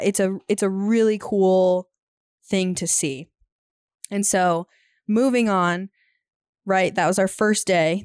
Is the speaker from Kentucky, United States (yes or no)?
no; Minnesota, United States; now in Montana, United States; we're from the Midwest, but we currently live in Montana. And Eric actually happened to be from Minnesota, where we're from